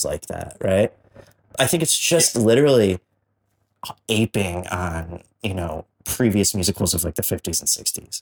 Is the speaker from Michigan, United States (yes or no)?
yes; Detroit, Michigan, United States; we are from Detroit.